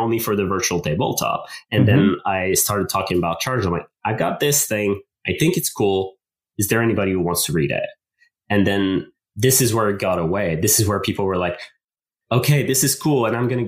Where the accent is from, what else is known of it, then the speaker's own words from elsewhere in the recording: Canada; first language French; English is a second language; English is my second language. I'm French Canadian. French is my main language